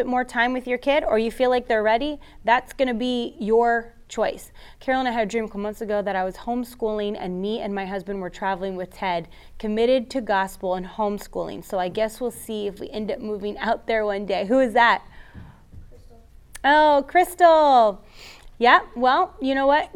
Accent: Florida, United States; I'm from Florida. I am a Floridian, born and raised.

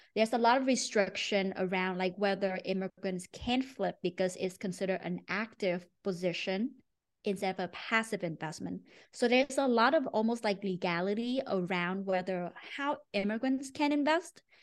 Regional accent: Ho Chi Minh City, Vietnam; moved away as an adult; also born or lived in Maine, United States; now in United States; I grew up in Ho Chi Minh City, Vietnam

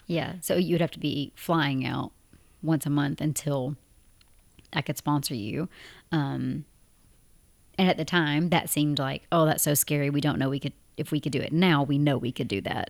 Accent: Tennessee, United States; moved away as an adult; now in Abu Dhabi, United Arab Emirates; we're both from Tennessee in the U S A, and we currently live in Abu Dhabi in the United Arab Emirates

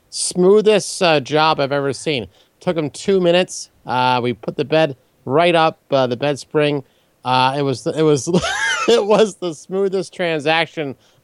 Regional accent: Maryland, United States; moved away; I'm actually originally from Maryland. I moved back a short time ago.

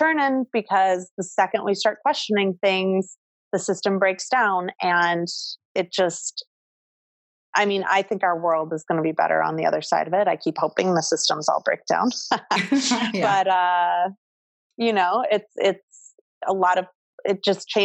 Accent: Midwest, United States; now in New York City, United States; I grew up in the Midwest.

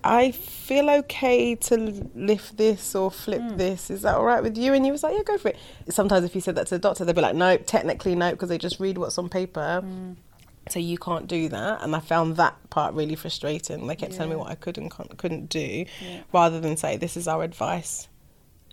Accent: London, United Kingdom; I'm a Londoner through and through

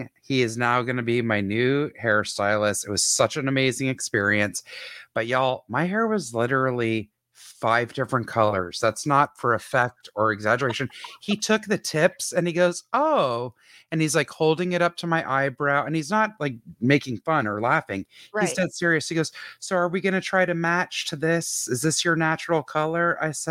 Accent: Canada; Only because we are both Canadian citizens.

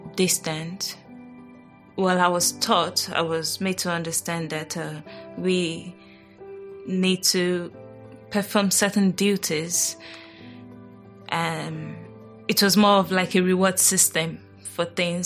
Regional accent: Nigeria; I was born in Nigeria

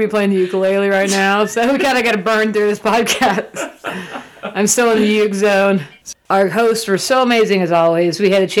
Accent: Florida, United States; It's still my home state, Rach.

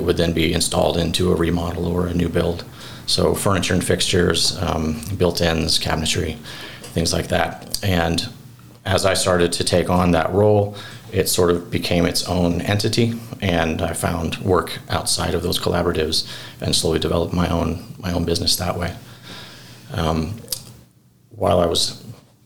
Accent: Cobden, Illinois, United States; also born or lived in Providence, Rhode Island; I grew up here in Cobden.

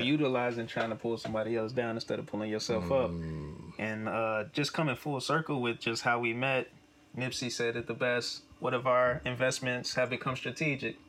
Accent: Chicago, Illinois, United States; born or raised there; moved away

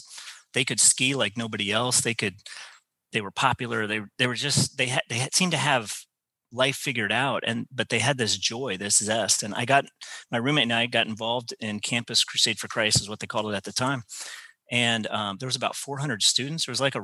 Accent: Leavenworth, Kansas, United States; also born or lived in Fort Hamilton, New York / Presidio, California; Oh yeah. So Leavenworth, Kansas is where I call home, but my father was actually an active duty Army chaplain.

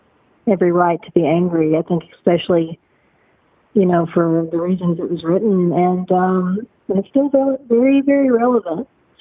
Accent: Western Kentucky, United States; I wasn't born in Appalachia, but I'm an honorary Appalachian, but I am actually from Western Kentucky.

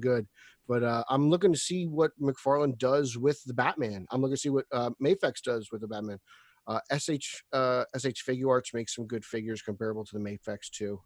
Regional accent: New Jersey, United States; I'm from New Jersey

